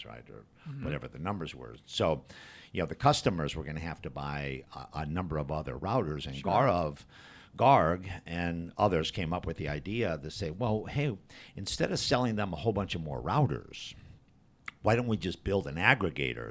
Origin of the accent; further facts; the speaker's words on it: Midwest, United States; moved away; I'm from the Midwest.